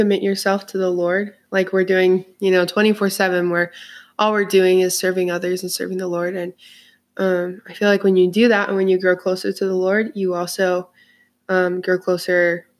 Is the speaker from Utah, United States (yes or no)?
yes; Orem, Utah, United States; I'm from Orem, Utah. I'm the second youngest of seven, and I'm a missionary for the Church of Jesus Christ of Latter-day Saints.